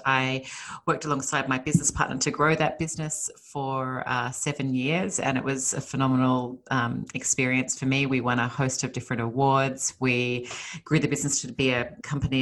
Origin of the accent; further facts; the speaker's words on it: Sydney, New South Wales, Australia; moved away as an adult; now in Los Angeles, United States; I was born and raised in Australia, in Sydney, Australia, and I moved to Los Angeles 5 years ago now